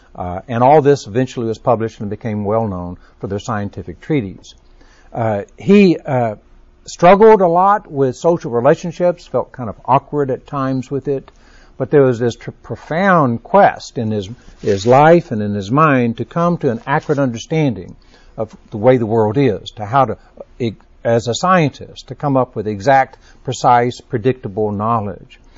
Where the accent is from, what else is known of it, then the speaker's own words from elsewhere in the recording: Texas, United States; Being a Texan